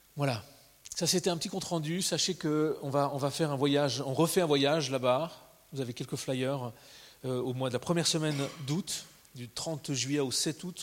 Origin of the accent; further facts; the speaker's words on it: Switzerland; en tant que Suisse